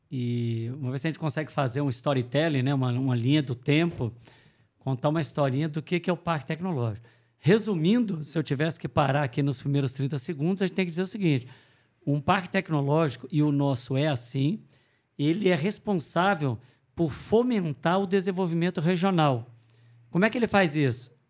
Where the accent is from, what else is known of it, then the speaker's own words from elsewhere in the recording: Guarapuava, Paraná, Brazil; eu sou de Guarapuava, sou o secretário de inovação de Guarapuava.